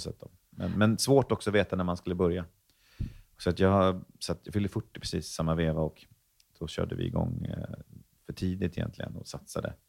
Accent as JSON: {"language": "Swedish", "town": "Stockholm", "region": "Stockholm County", "country": "Sweden", "tie": "born or raised there", "also_born_or_lived": "Värmland", "said": "jag växte dels upp i Stockholm, men också i Värmland, så jag ser mig lite som en eh, halv stockholmare, halv värmlänning"}